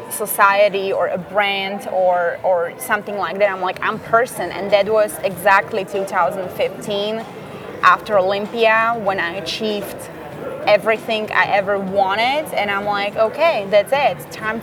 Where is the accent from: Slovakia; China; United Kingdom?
Slovakia; first language Slovak; English is a second language; moved away as an adult; now in United States; So I speak Slovakian, obviously. Yep. That's my first language.